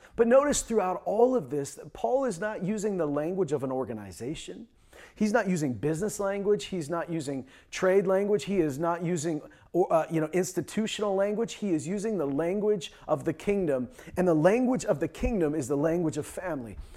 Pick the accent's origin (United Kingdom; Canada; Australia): Canada; also born or lived in Saskatchewan / Alberta; I was born and raised in Saskatchewan and Alberta.